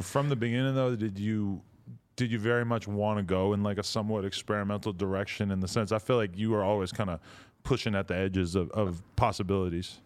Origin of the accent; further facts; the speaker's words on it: East Coast, United States; I'm from the East Coast